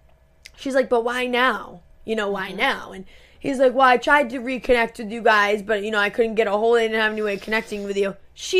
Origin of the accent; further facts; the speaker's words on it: Rhode Island, United States; we're from Rhode Island